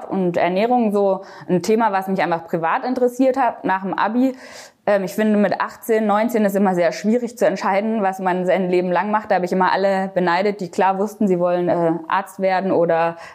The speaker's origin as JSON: {"language": "German", "region": "Baden-Württemberg", "country": "Germany", "tie": "born or raised there", "said": "aber aufgewachsen bin ich am Bodensee. Also ich habe 20 Jahre lang am Bodensee direkt an der Schweizer Grenze gelebt."}